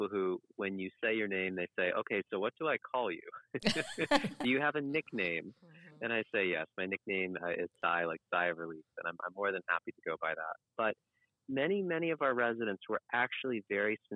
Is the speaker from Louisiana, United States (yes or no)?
no; Providence, Rhode Island, United States; Yes I was born right in Rhode Island not in Newport but in the city just north in our capital city Providence